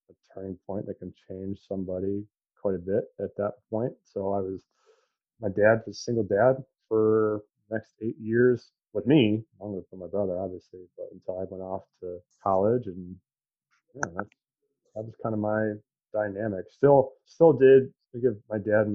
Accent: Chelsea, Michigan, United States; also born or lived in Ann Arbor, Michigan / Gregory, Michigan; I was raised in Chelsea, Michigan

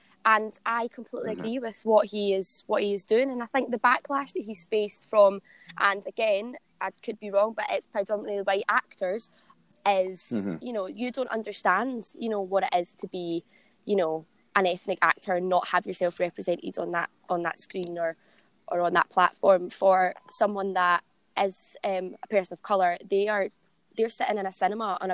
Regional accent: Renfrew, Scotland, United Kingdom; moved away as an adult; also born or lived in Guildford; now in London, United Kingdom; I wanted to get out of Glasgow, and I wanted to go and sort of live on my own. I mean, I moved down here when I was 18.

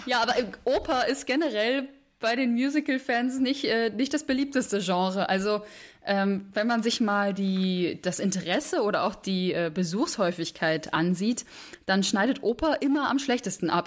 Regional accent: Berlin, Germany; moved away; also born or lived in Vienna; ich bin 23 Jahre alt und ich komme aus Berlin

